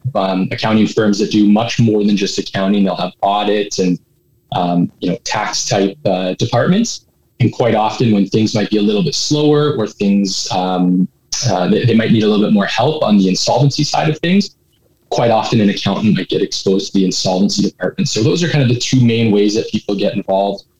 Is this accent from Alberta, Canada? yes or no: yes; Edmonton, Alberta, Canada; I was uh, born and raised in Edmonton. So uh, been here for a little while